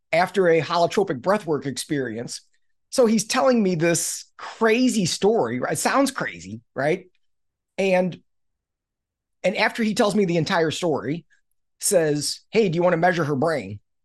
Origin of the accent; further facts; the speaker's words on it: Missouri, United States; I grew up in Missouri, which is the show me state